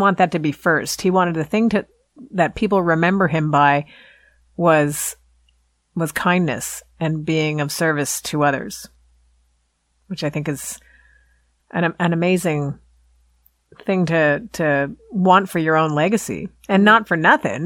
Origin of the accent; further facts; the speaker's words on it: Canada; accent: Canadian; my Canadian accent